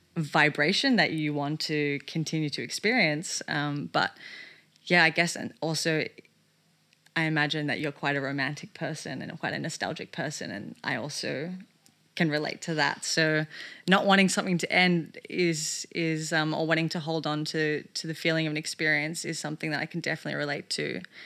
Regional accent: Melbourne, Victoria, Australia; moved away; the work that I wanted to do here in my hometown of Melbourne

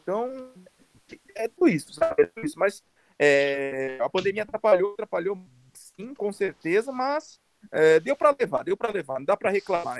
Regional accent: Paraíba, Brazil; also born or lived in São Paulo; now in Guarulhos, Brazil; eu sou nascido em São Paulo, mas eu sou criado na Paraíba, minha família toda é de lá

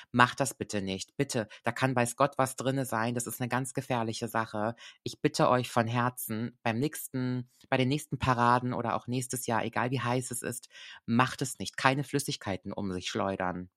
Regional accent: Koblenz, Rhineland-Palatinate, Germany; ich liebe ja meine Heimat sehr. Wirklich, ich bin sehr, sehr Koblenz verbunden

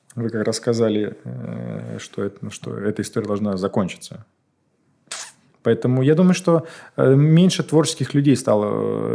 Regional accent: Moscow, Russia; я не москвич, да, я там в 6 лет сюда приехал

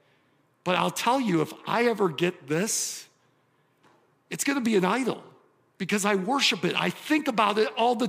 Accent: suburb of Detroit, southeastern Michigan, United States; I grew up in southeastern Michigan, Detroit area, suburb of Detroit, Motown

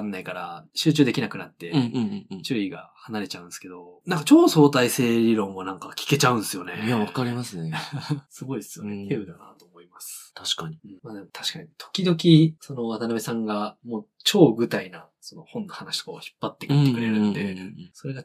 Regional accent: Fukuoka, Japan; moved away; 俺特に福岡から来たんで

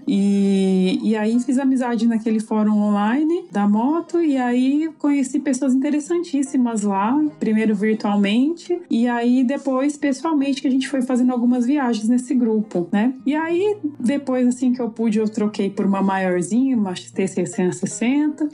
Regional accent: Cosmópolis, São Paulo, Brazil; now in Brasília, Brazil; eu nasci em Cosmópolis, no interior de São Paulo, e atualmente moro em Brasília

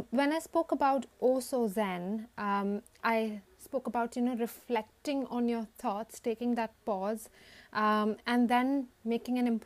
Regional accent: India; many of us who derive our identity from the roots of being an Indian

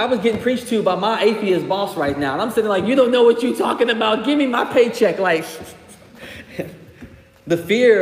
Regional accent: Greenville, South Carolina, United States; moved away as an adult; also born or lived in St. Albans, West Virginia; now in Charleston, United States; I grew up in Greenville, South Carolina

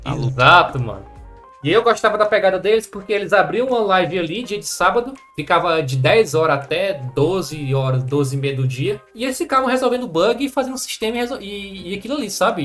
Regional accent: Madalena, Ceará, Brazil; somos de uma cidade do interior do Ceará, de 20 mil habitantes

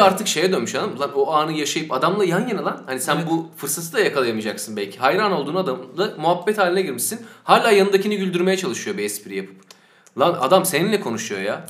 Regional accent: Sakarya, Turkey; ben Sakarya'da doğup büyüdüm.

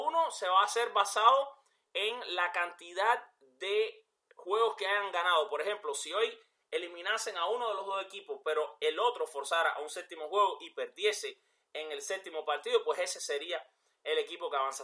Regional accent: Cuba; yo soy cubano

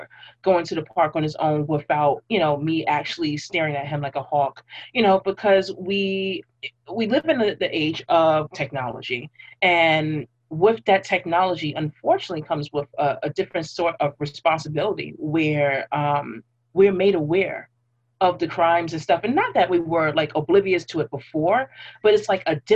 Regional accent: New York City, New York, United States; I literally grew up in three different parts of Brooklyn

